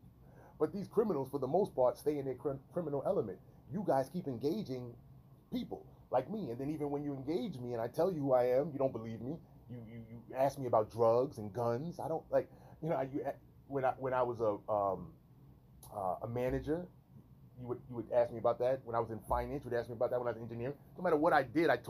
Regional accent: New York City, New York, United States; moved away as an adult; I was raised in New York City in an urban environment

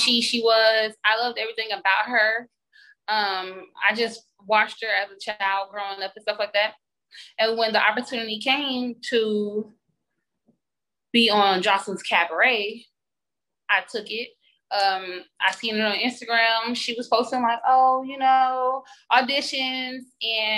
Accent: Columbia, South Carolina, United States; I grew up in Columbia, South Carolina

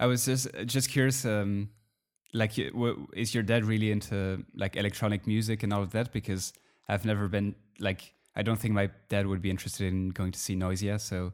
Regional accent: Belgium; I'm from Belgium

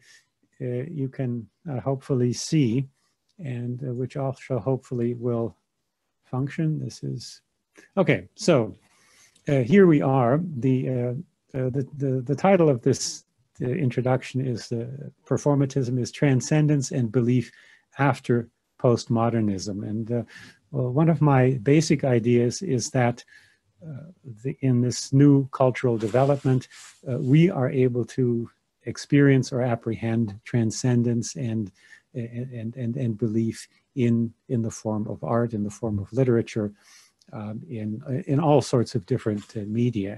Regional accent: United States; moved away as an adult; also born or lived in Germany; now in Munich, Germany; I was raised in America

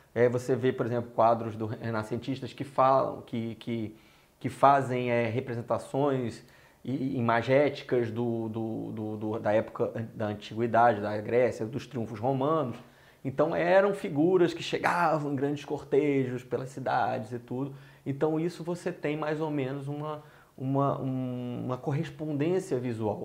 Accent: Ceará, Brazil; moved away as an adult; now in Rio de Janeiro, Brazil; desde que eu cheguei ao Rio, sou cearense

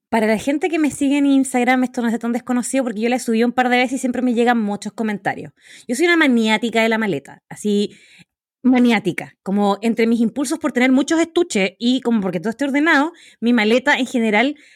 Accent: Magallanes and Chilean Antarctica, Chile; moved away; yo soy de Magallanes

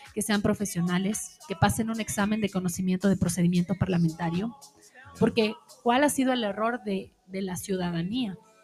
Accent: Ecuador; como ecuatorianos nosotros

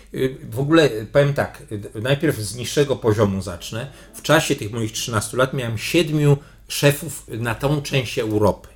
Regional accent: Poland; jestem z Polski, tu nowy dyrektor generalny

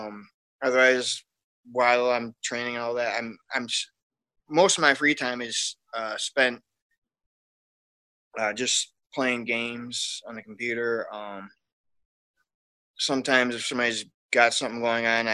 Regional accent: Wisconsin, United States; I grew up in Wisconsin

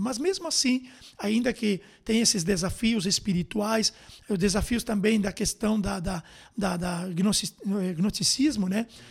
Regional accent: Montevideo, Uruguay; moved away as an adult; also born or lived in Rivera; Nascido na cidade de Ribeira e com um ano e dois meses aproximadamente, fomos morar com meus pais na cidade de Montevidéu, capital, e ali foi então a minha infância na capital do Uruguai, até os 18 anos.

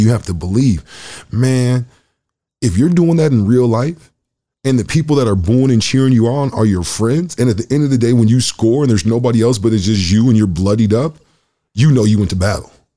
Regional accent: Michigan, United States; moved away as an adult; also born or lived in Oklahoma; now in Winnipeg, Canada; I'm from Michigan

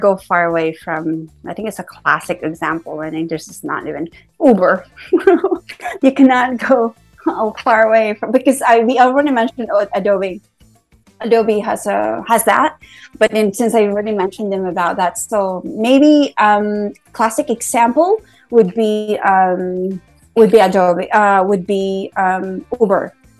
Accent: San Francisco, California, United States; I'm from San Francisco, but if I'm in Bangkok

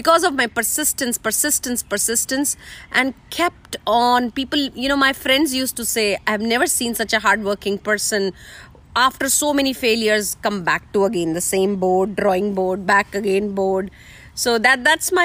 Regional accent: India; moved away; I'm coming from India

